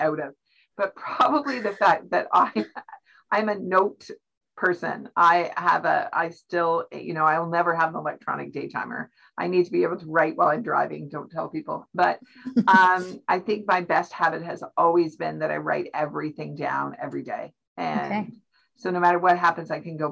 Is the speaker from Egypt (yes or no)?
no; Canada; as Canadians